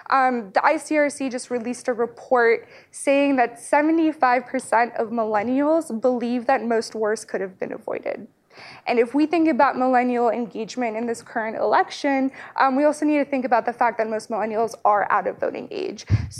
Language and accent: English; United States; I'm a member of the Afghan diaspora. My family came to the United States shortly after the Soviet invasion of 1979